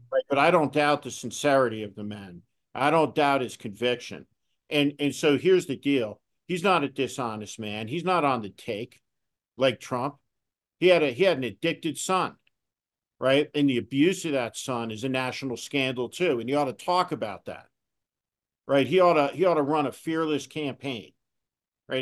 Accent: New Jersey, United States; when I was a kid, growing up in New Jersey

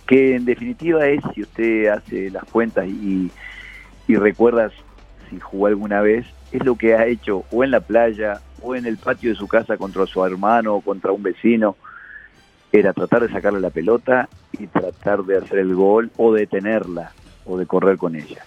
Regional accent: Uruguay; moved away as an adult; now in Colombia; mi país, Uruguay

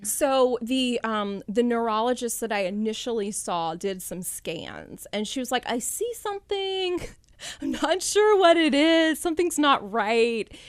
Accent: Callahan, Florida, United States; I grew up here in North Florida in Callahan

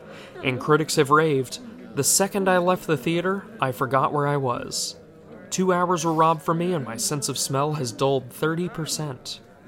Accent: Florida, United States; You see, we're both from Florida, which explains...

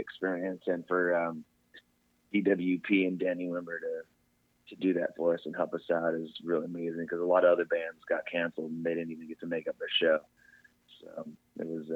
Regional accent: Las Vegas, Nevada, United States; I grew up in Vegas with Jake

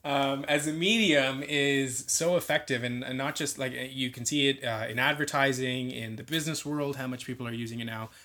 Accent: Scarborough, Ontario, Canada; I was born and raised in Scarborough

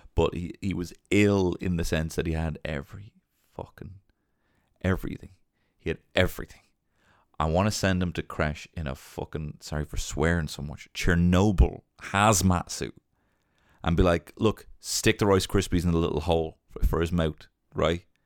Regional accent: Ireland; growing up in Ireland

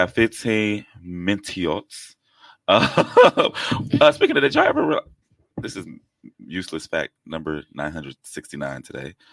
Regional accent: England, United Kingdom; I'm English.

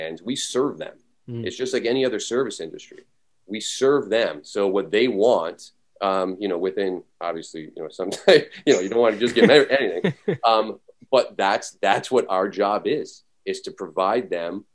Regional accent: Canada; moved away; When I was growing up in Canada, I'm actually originally from Canada

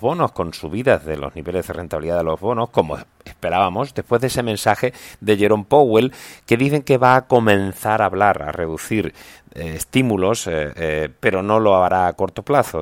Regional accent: Seville, Andalusia, Spain; mi tierra, Sevilla

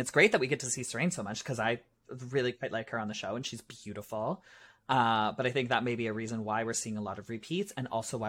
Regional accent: Canada; I'm the Canadian pork chop.

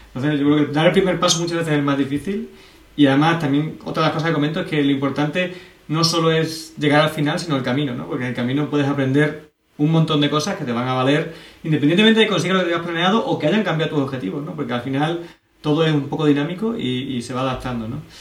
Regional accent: Extremadura, Spain; aquí en Extremadura somos eh, como muy parado para estas cosas

